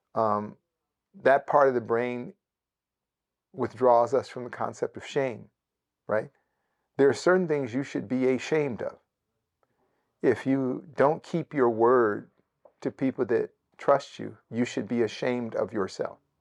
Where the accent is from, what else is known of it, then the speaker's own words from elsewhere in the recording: Bay Area, Northern California, United States; moved away; Parts of the Bay Area, uh, where I grew up in Northern California